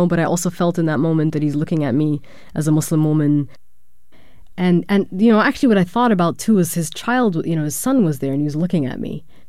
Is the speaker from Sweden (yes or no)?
no; Germany; born or raised there